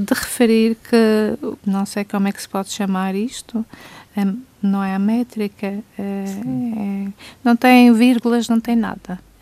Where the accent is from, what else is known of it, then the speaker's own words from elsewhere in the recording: Câmara de Lobos, Madeira, Portugal; Câmara de Lobos, terra onde nasci